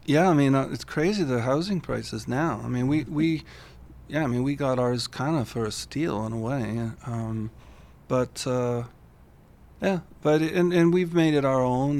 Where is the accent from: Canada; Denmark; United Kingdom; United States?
Canada; St. Catharines, Ontario; also born or lived in Toronto; now in Stratford, Canada; that's my hometown